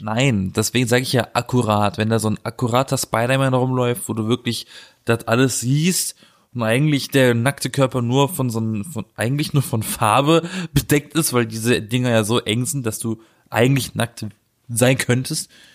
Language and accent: German; Black Forest, Baden-Württemberg, Germany; now in Berlin, Germany; weil bei uns im Schwarzwald wird das ja auch gemacht